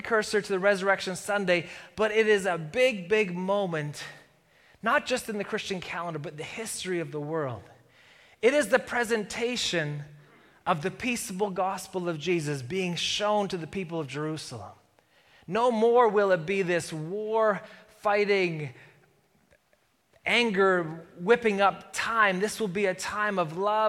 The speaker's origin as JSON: {"language": "English", "town": "Calgary", "region": "Alberta", "country": "Canada", "said": "I'm a Flames fan, and I'm from Calgary"}